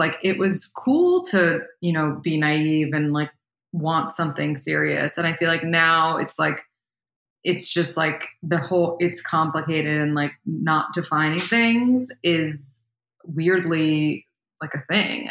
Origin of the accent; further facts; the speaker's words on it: New York City, New York, United States; I was born and raised in New York City.